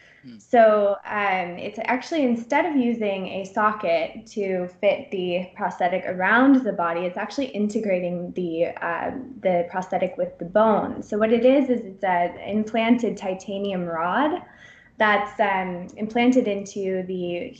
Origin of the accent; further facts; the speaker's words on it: San Francisco, California, United States; moved away as an adult; also born or lived in Pennsylvania / Bend, Oregon / Durham, North Carolina / Boulder, Colorado; now in Sweden; I'm from the West Coast originally. I was born actually in Pennsylvania, but moved to San Francisco area when I was one